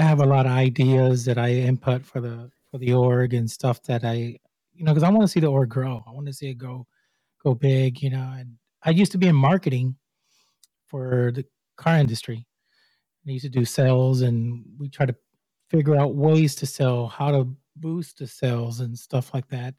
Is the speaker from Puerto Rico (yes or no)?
yes; Puerto Rico; I'm from Puerto Rico.